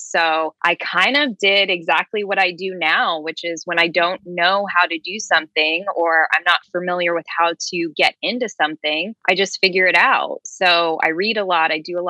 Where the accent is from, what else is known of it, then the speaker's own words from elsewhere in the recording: Lexington, Kentucky, United States; Growing up in Lexington, of course, go big blue, right?